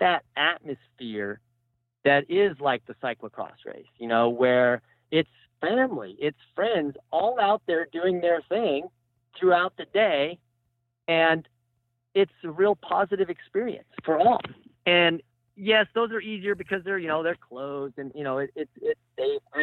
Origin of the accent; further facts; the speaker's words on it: United States; moved away; the town that I grew up in Redoso